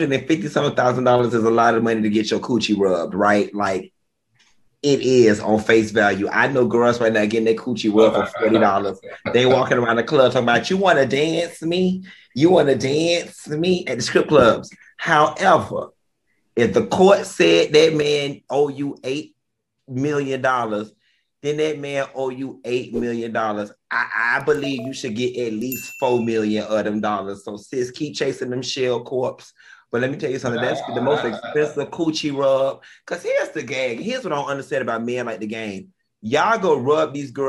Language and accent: English; Miami, Florida, United States; I'm from Florida, Miami, Florida, to be exact, the home of the ghetto